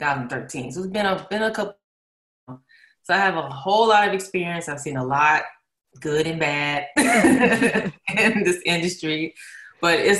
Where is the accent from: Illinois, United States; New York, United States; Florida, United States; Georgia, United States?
Georgia, United States; Atlanta; moved away as an adult; now in Los Angeles, United States; I'm from Atlanta, Georgia. I've been in LA for about maybe 6 or 7 years now. Back and forth from Atlanta. That's where I, you know, come from